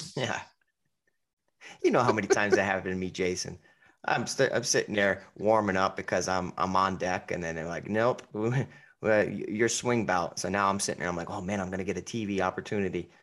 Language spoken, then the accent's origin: English; Connecticut, United States; I'm from Connecticut